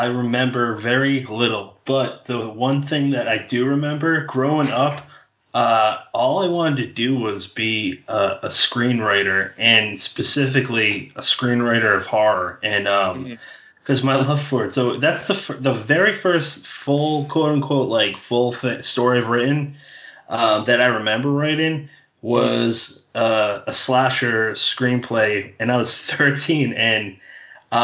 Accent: Massachusetts, United States; moved away; I'm from Massachusetts originally too

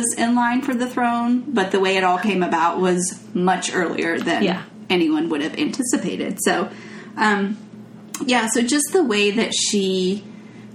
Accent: the American South, United States; As a Southerner

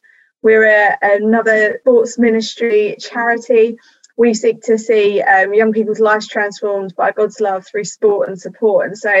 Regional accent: London, United Kingdom; I grew up in the southeast of London, and as a true southeast London person

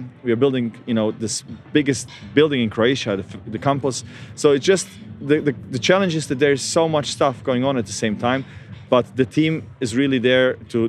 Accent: Australia; And also, with mate instead of mate, like I'm Australian, but it's fine.

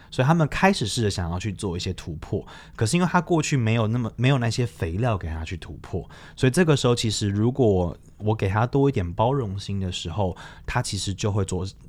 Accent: Taiwan; moved away as an adult; now in Kunming, China; 作为台湾人

